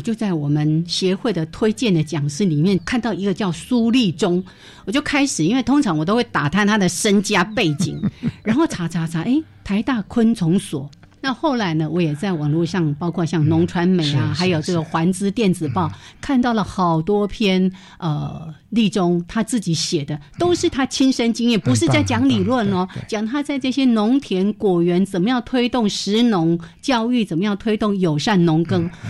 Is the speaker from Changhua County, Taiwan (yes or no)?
yes; Changhua County, Taiwan; moved away; 家乡在彰化，是我每次回回到老家去哦